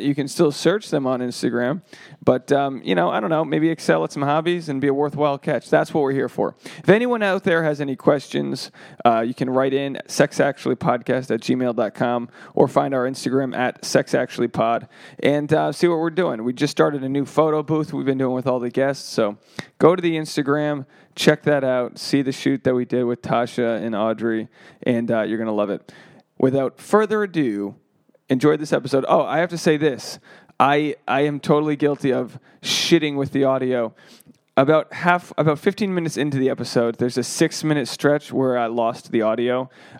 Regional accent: Rhode Island, United States; now in Los Angeles, United States; I'm a comedian from Rhode Island. I live in Los Angeles

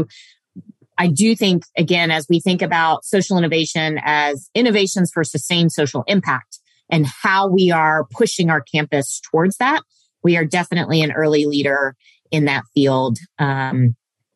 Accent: Indonesia; also born or lived in Cape Town, South Africa; now in Lexington, United States; I was born in Lexington, Kentucky. I was born here, but was raised in Indonesia

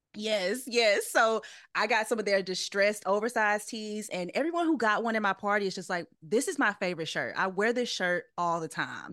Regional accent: St. Francisville, Louisiana, United States; moved away as an adult; now in Los Angeles, United States; I am from Saint Francisville, Louisiana, which is right outside of Baton Rouge

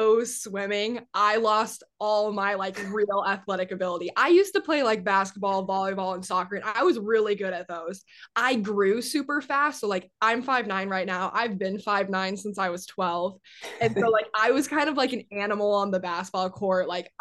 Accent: Iowa, United States; moved away; growing up in Iowa and going to like Hawkeye games

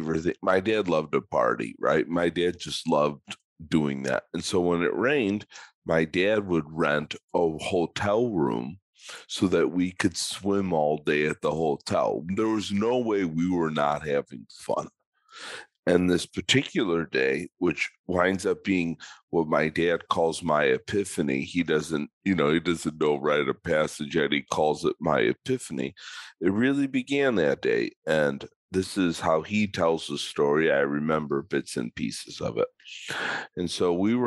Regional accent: Chicago, Illinois, United States; I grew up in Chicago

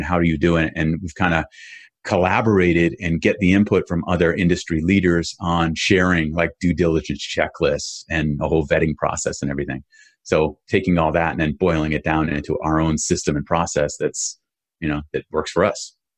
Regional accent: Boston, Massachusetts, United States; I grew up in Boston area

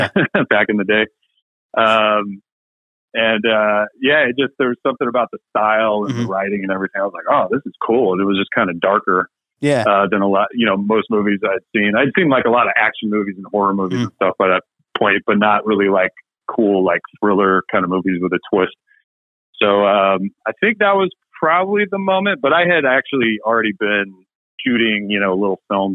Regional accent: Oakland, California, United States; moved away as an adult; also born or lived in Chico, California / San Francisco, California; now in Los Angeles, United States; I grew up there, born there

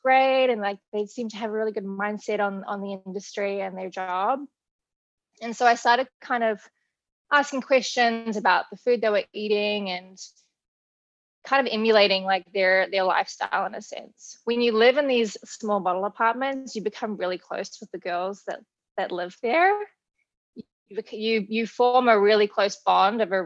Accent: New Zealand; moved away as an adult; also born or lived in Australia; now in United States; I was born in New Zealand, if you can't tell from the accent. I moved to Australia when I was 19 years old

